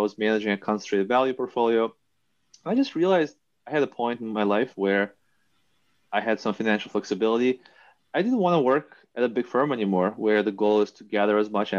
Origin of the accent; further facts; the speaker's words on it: New York, United States; also born or lived in Soviet Union; I was growing up in New York